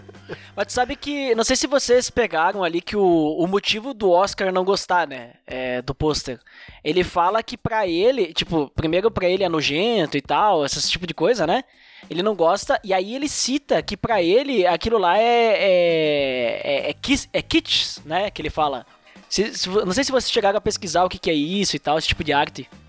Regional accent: Bento Gonçalves, Rio Grande do Sul, Brazil; eu sou do Rio Grande do Sul, Serra Gaúcha. Se vocês quiserem vir conhecer minha cidade aqui, Bento Gonçalves

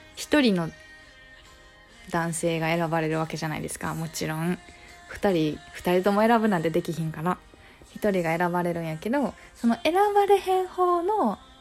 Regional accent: Kansai, Japan; accent: Kansai dialect; これって結構関西弁が出るワードだと思うんですよ

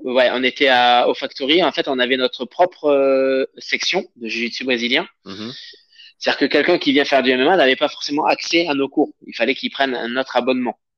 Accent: Avignon, Provence-Alpes-Côte d'Azur, France; moved away as an adult; now in Paris region, France; je viens d'Avignon

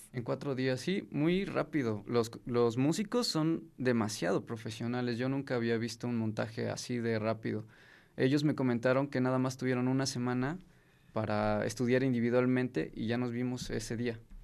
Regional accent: Mexico; si no fuera yo mexicano

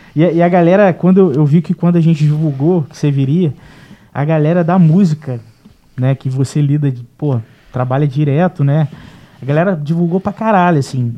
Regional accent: Barra do Piraí, Rio de Janeiro, Brazil; also born or lived in Porto Real; Eu sou de Barra do Piraí

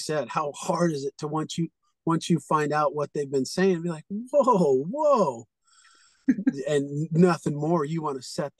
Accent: California, United States; I'm from California.

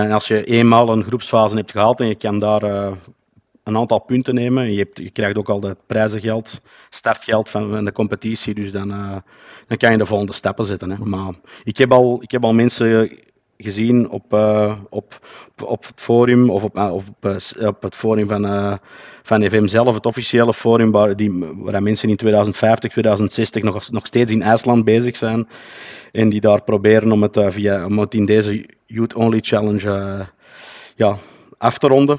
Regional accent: Antwerp, Flanders, Belgium; ik kom uit België, zoals je wellicht wel zal kunnen horen. Wel, wel bepaald uit, eh, Antwerpen

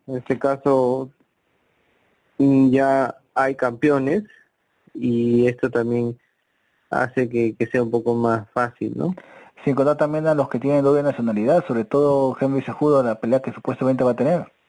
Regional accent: Peru; somos somos peruanos

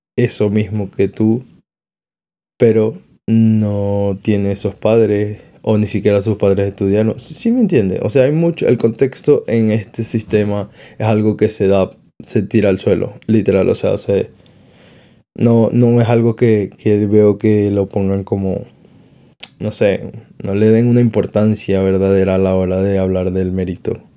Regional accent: Venezuela; now in Spain; mis padres están en Venezuela

